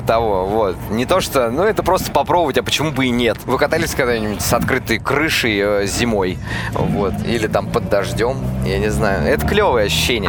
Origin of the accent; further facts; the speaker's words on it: Novomoskovsk, Tula Oblast, Russia; now in Moscow, Russia; я из Тульской области, город Новомосковск. Я такой провинциальный простачок.